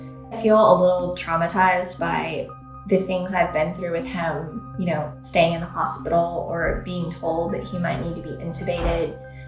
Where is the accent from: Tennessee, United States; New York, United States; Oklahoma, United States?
Oklahoma, United States; now in San Francisco Bay Area, United States; I'm from Oklahoma, and we have tornado season.